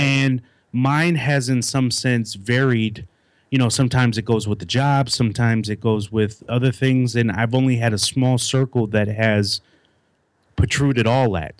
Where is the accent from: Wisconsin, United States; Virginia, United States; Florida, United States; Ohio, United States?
Wisconsin, United States; Milwaukee; moved away as an adult; now in Raleigh, United States; I grew up, born and raised in Milwaukee, Wisconsin